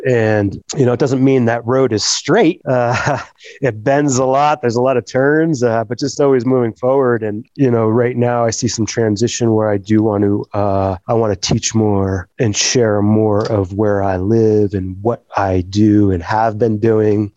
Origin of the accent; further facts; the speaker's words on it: New Jersey, United States; moved away as an adult; also born or lived in Jackson, Wyoming; now in Victor, United States; I was, I was born raised in New Jersey